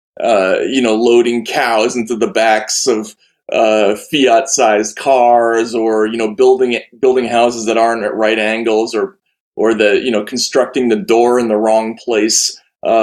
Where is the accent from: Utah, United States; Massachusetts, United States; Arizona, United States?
Massachusetts, United States; Boston; also born or lived in Moscow; I said, "Boston."